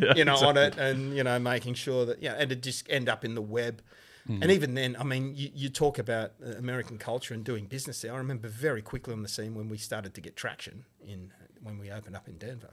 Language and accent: English; Australia; born or raised there